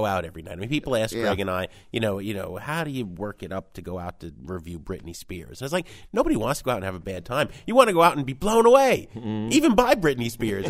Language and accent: English; New Jersey, United States; I grew up in Jersey.